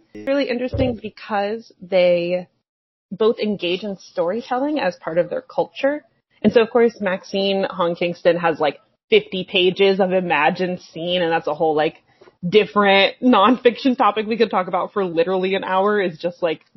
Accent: West Virginia, United States; I'm from West Virginia

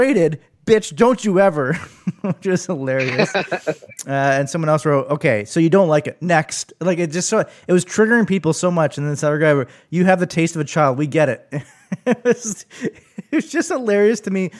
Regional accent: Arnprior, Ontario, Canada; growing up in Arnprior

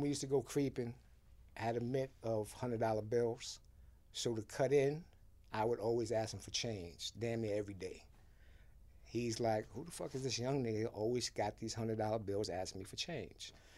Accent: Haiti; also born or lived in Boston; now in New York, United States; I was born in Haiti

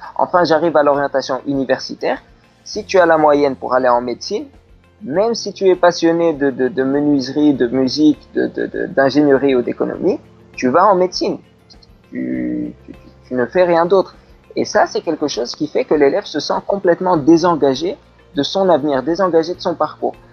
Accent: Tunisia; moved away; also born or lived in France; je, suis tunisien, je suis né en Tunisie

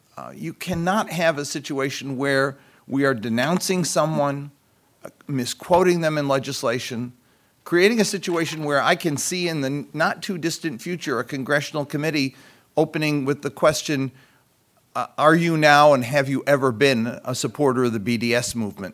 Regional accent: United States; as an American

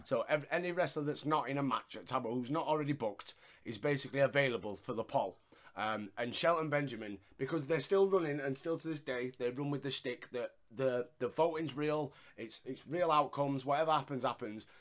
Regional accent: Yorkshire and the Humber, United Kingdom; I'm a Yorkshireman and we don't really pronounce the letter H

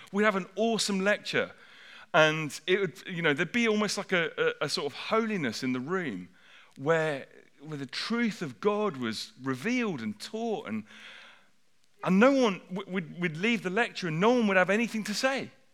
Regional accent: United Kingdom

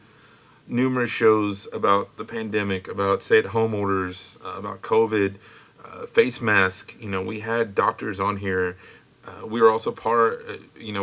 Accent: Lubbock, Texas, United States; he's from my hometown

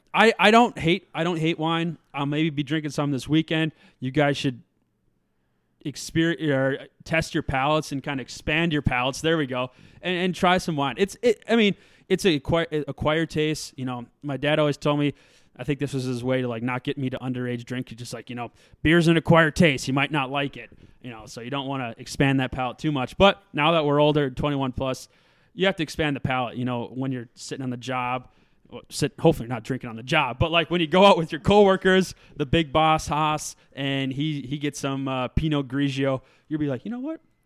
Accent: Minnesota, United States; I am from Minnesota.

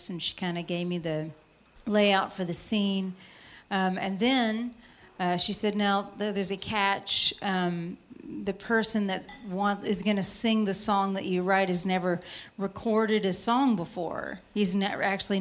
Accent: East Tennessee, United States; I'm from East Tennessee

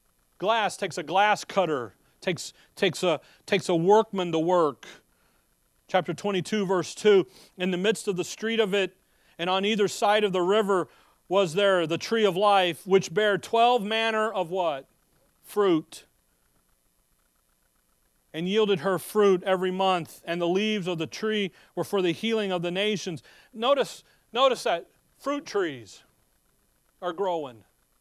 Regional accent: Chicago, Illinois, United States; When growing up in Chicago, they have forest preserves throughout the city, so that the city people know what a tree and grass look like.

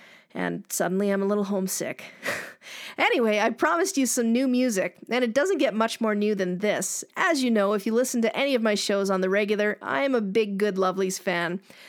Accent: Timmins, Ontario, Canada; moved away as an adult; I grew up in Northern Ontario and I lived there until I left for university. I used to love to go home to Timmins at Christmas

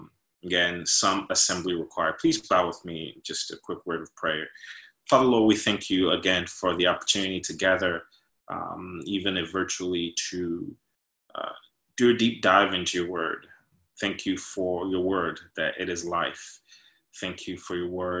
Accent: New York, United States; moved away; I'm from North, I'm from New York

